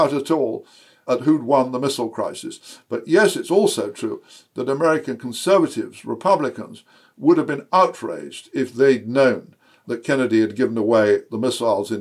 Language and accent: English; United Kingdom; as a Brit